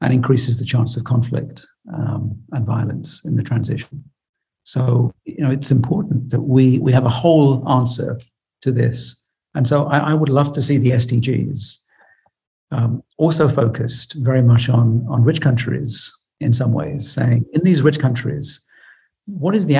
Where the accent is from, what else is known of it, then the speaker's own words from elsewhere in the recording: United Kingdom; I'm British